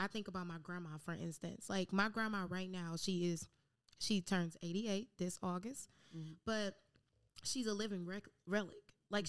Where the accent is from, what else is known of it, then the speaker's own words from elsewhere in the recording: Detroit, Michigan, United States; now in San Diego, United States; So, pretty much, I'm from Detroit and currently in San Diego.